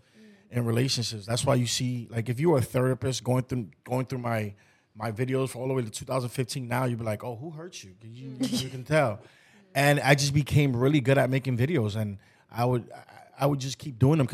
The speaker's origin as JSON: {"language": "English", "town": "New York City", "region": "New York", "country": "United States", "tie": "born or raised there", "said": "I'm from New York. I grew up in the Bronx"}